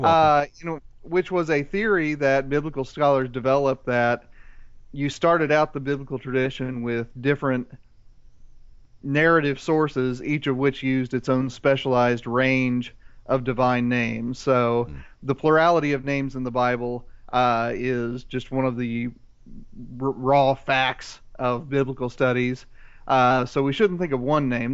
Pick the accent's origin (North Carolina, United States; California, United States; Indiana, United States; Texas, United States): Indiana, United States; Central; moved away as an adult; I grew up in Central Indiana, and for the 18 years I lived there